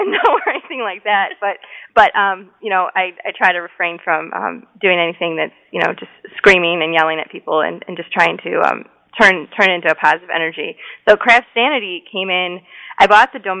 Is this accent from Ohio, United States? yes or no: no; Detroit, Michigan, United States; moved away as an adult; now in Michigan, United States; I'm from Metro Detroit